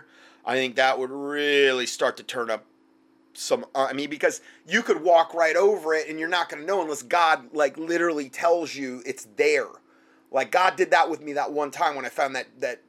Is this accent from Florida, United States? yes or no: yes; Southwest Florida, United States; moved away; I'm from Southwest Florida. in the subtropics